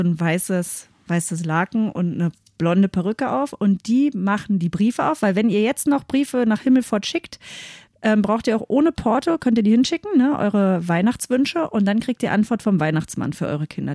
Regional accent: Seehausen, Germany; bei uns in Seehausen

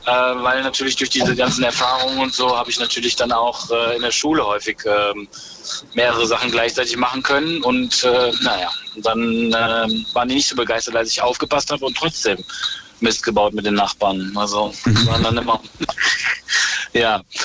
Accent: Ruhr area near the Dutch border, North Rhine-Westphalia, Germany; moved away as an adult; also born or lived in France / Vienna; now in Berlin, Germany; ich bin im Ruhrport groß geworden, also an der holländischen Grenze

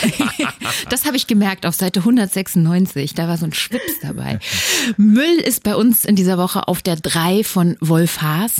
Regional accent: Berlin, Germany; als Berlinerin des Jahres 2022

